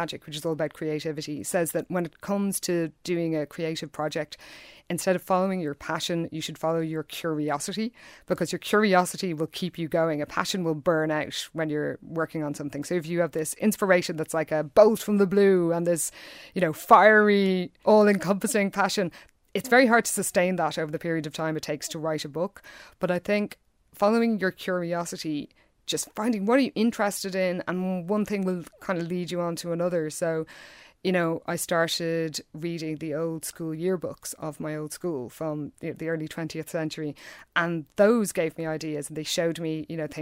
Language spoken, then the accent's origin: English; Dublin, Leinster, Ireland; I'm a writer from Dublin